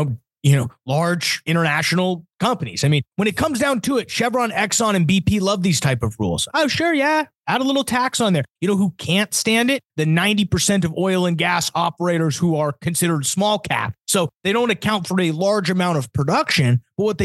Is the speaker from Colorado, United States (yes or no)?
yes; Denver, Colorado, United States; now in Dallas, United States; I come from Denver